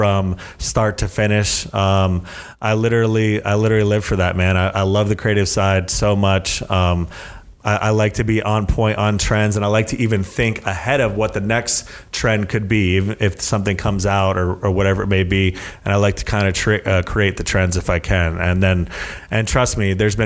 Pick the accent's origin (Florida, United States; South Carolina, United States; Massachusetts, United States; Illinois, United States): Florida, United States; South; moved away; I'm from South Florida. I lived by the beach